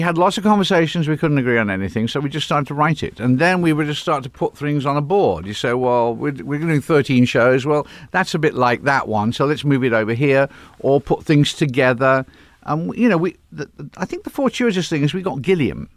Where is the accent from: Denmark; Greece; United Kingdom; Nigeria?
United Kingdom; England; now in California, United States; I'm English